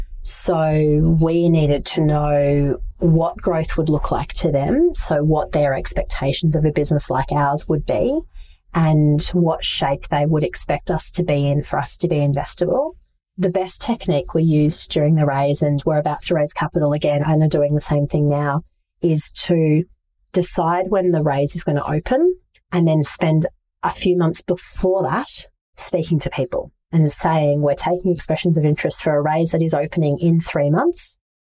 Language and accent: English; Brisbane, Queensland, Australia; I'm originally from Brisbane, or one of the many places I've lived is Brisbane.